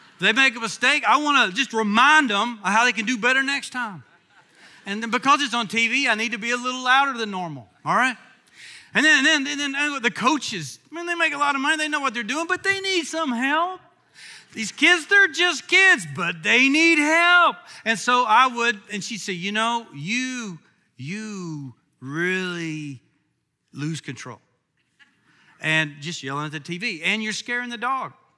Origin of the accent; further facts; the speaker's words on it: Kentucky, United States; I'm from Kentucky